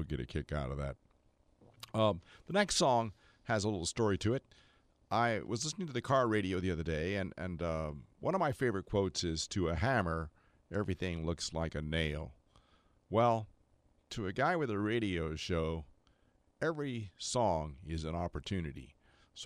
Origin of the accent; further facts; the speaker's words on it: Tampa, Florida, United States; where I was born in Tampa, Florida